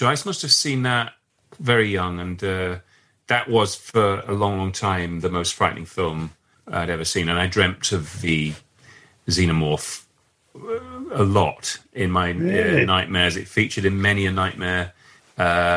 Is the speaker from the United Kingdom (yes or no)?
yes; Leeds, Yorkshire and the Humber, United Kingdom; now in London, United Kingdom; In Leeds, where I grew up in Leeds